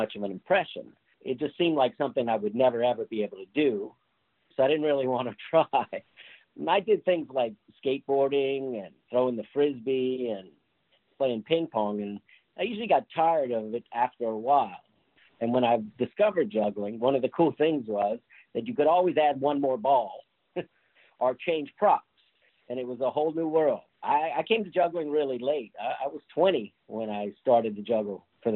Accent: Lafayette, Louisiana, United States; moved away as an adult; also born or lived in New Orleans, Louisiana; now in South Florida, United States; The city I grew up in is Lafayette, Louisiana. I lived there until I was about 25. Then I moved to New Orleans for about 15 years.

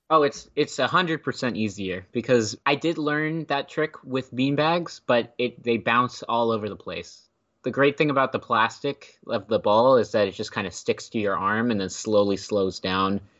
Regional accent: Temple, Texas, United States; moved away as an adult; now in Philadelphia, United States; I grew up in Temple, which is about an hour outside of Austin

